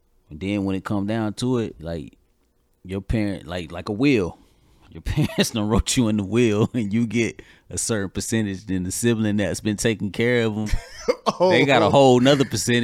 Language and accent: English; Georgia, United States; now in North Carolina, United States; I'm here from Georgia. My sibling is in Georgia. I'm in North Carolina, though.